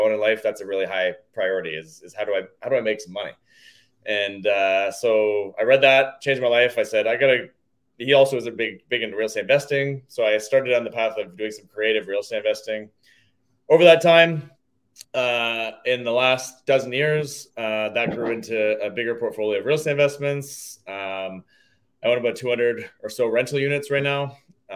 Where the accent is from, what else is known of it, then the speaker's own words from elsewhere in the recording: Toronto, Ontario, Canada; now in Hamilton, Canada; I grew up in the Greater Toronto area